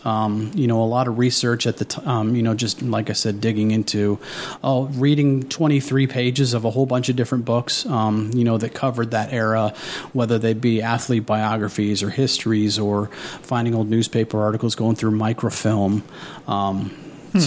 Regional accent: Southwest Ohio, United States; I grew up in Southwest Ohio.

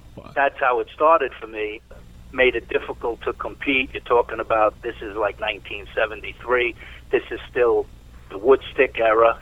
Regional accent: New York City, New York, United States; also born or lived in Fort Washington, Long Island, New York; for the first uh, 12 years of my life, I grew up in East Harlem, New York.

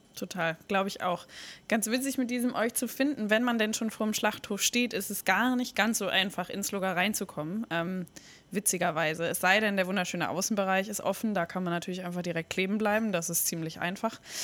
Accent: Bremen, Germany; Ich bin auch in Finnhof groß geworden

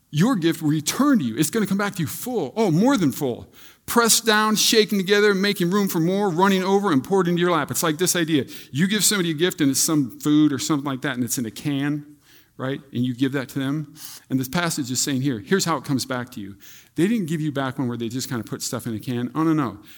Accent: Iowa, United States; I grew up in Iowa.

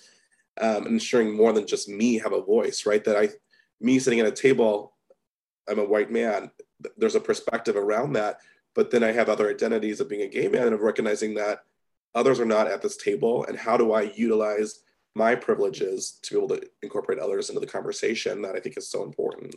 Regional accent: Midwest, United States; I'm from the Midwest

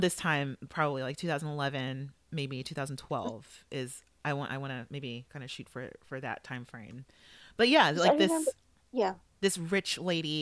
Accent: Los Angeles, California, United States; moved away; I grew up in Los Angeles

